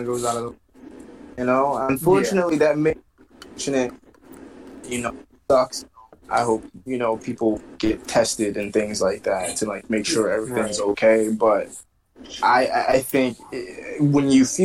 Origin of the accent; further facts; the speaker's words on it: United States; as a black man, like, growing up in America